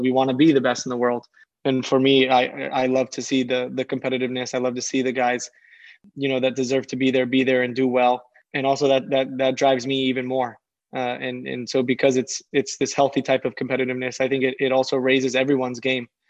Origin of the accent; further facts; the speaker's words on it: San Diego, California, United States; I'm from San Diego